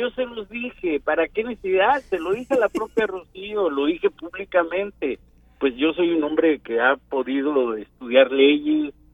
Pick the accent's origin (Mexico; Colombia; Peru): Mexico; Veracruz; porque somos mexicanos, somos los veracruzanos patriotas, pero también somos zacatecanos, más, ahí nos unifica